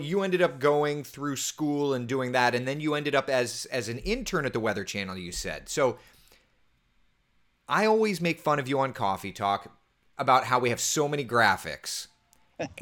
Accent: Central Florida, United States; I grew up here in Central Florida

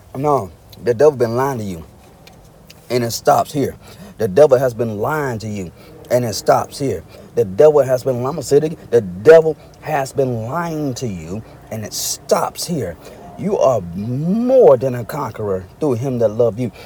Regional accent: Arkansas, United States; moved away; I'm originally from Arkansas

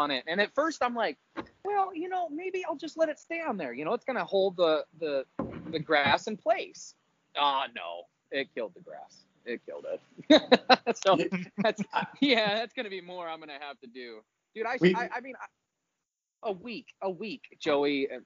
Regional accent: Midwest, United States; moved away; growing up in the Midwest

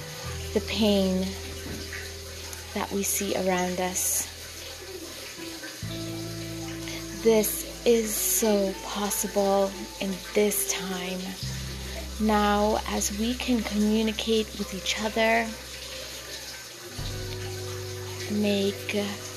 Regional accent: Trinidad & Tobago; now in Canada; my home country of Trinidad and Tobago

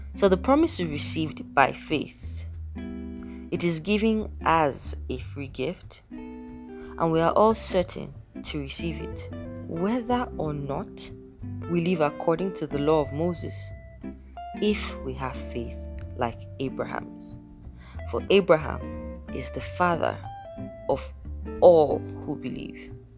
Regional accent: Nigeria; I am Nigerian

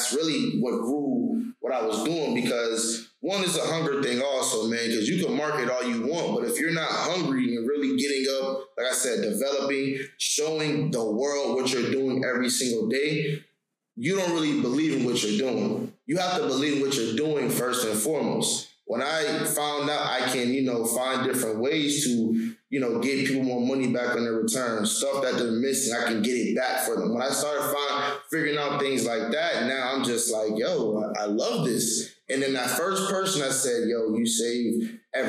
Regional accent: New York, United States; I'm from New York

